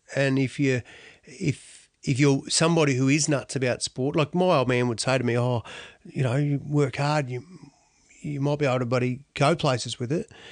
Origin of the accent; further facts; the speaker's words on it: Australia; also born or lived in Donald; We ended up living in Tokemal. So Tokemal was my home